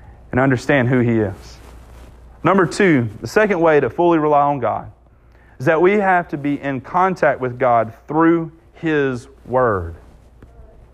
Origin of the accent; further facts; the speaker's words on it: Southwest Mississippi, United States; I'm from Southwest Mississippi